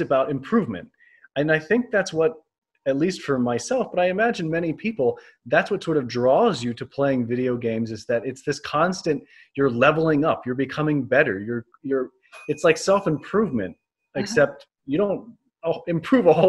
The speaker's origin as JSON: {"language": "English", "region": "North Carolina", "country": "United States", "tie": "born or raised there", "said": "I grew up on the East Coast in North Carolina"}